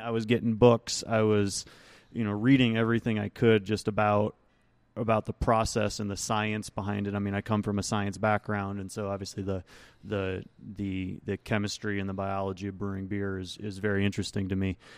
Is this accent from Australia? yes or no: no; Rochester, New York, United States; moved away; I actually went back to my hometown of Rochester, New York